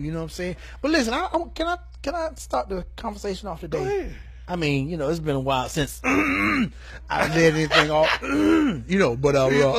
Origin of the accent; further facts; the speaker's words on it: Rocky Mount, United States; I'm from Rocky Point. Now, yeah. Rocky Mount.